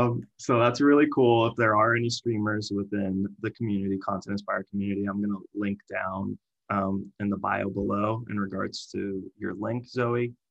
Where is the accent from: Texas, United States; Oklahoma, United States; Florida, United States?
Florida, United States; Miami; moved away; I'm from Miami